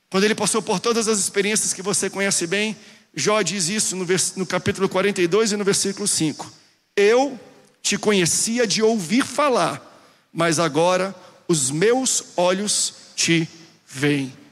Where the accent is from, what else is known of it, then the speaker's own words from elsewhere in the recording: Amazonas, Brazil; born there; also born or lived in Belém / Rio de Janeiro; now in São José dos Campos, Brazil; eu sou nascido no Amazonas, depois morei em Belém do Pará, depois passei no Rio de Janeiro um período